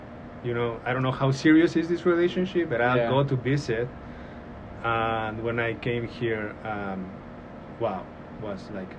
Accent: Mexico City, Mexico; English is a second language; moved away as an adult; now in Northwest Arkansas, United States; I'm born and raised in Mexico City. And I came here almost 5 years ago.

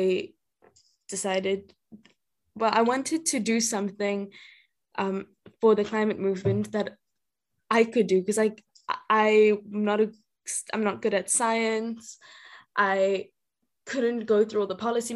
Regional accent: Johannesburg, Gauteng, South Africa; moved away as an adult; now in Cape Town, South Africa; I am from South Africa. I'm from Johannesburg, but I currently live in Cape Town

